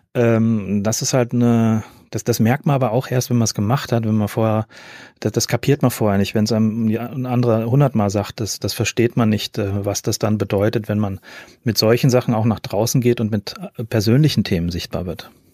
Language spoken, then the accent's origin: German; Fulda, Hesse, Germany; also born or lived in Cologne; in meinem Heimatort in Fulda